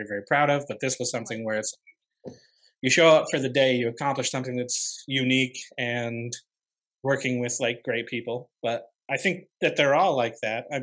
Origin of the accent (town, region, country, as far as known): Upstate New York, United States; born or raised there